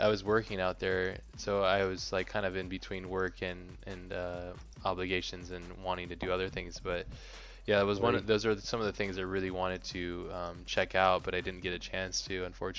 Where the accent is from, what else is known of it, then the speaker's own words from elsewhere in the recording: United States; I'm American